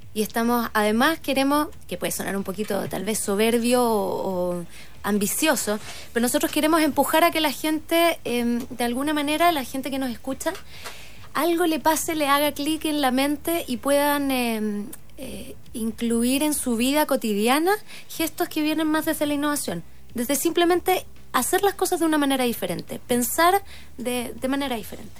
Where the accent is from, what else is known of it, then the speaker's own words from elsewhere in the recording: Osorno, Los Lagos, Chile; yo crecí en Osorno